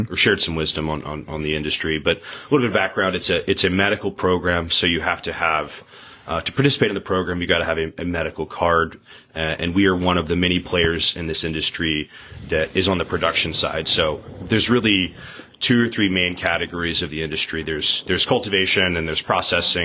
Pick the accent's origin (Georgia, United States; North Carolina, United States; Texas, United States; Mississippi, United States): Mississippi, United States; Ridgeland; also born or lived in Jackson, Mississippi / New Haven, Connecticut / New York City / Boston; I'm from Jackson, grew up in Ridgeland, and spent my whole life here